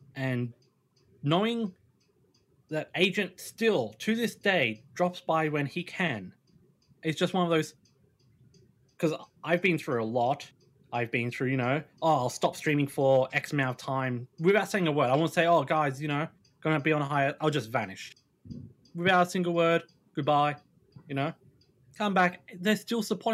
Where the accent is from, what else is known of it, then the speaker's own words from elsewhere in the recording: Australia; I'm Australian